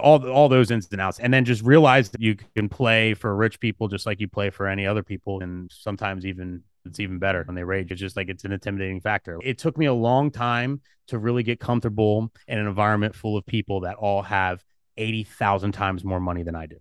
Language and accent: English; New Jersey, United States; South Jersey, I'm from South Jersey.